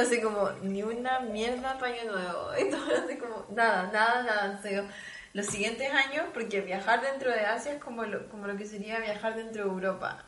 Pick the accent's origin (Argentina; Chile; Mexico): Chile; moved away as an adult; also born or lived in South Korea; now in Munich, Germany; los chilenos nos sentimos